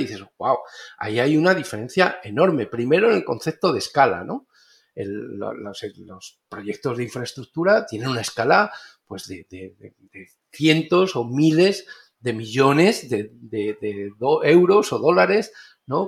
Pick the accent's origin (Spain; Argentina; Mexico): Spain; moved away as an adult; also born or lived in Béjar, Salamanca, Spain; now in Panama; soy español, arquitecto